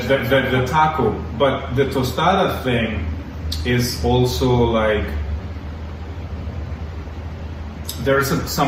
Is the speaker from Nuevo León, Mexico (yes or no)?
no; Zapopan, Jalisco, Mexico; English is a second language; moved away; as a Mexican growing up in Zapopan